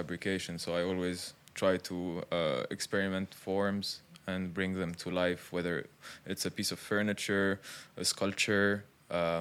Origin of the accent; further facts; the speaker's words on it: Beirut, Beirut Governorate, Lebanon; also born or lived in Dubai; I was born and raised in Beirut.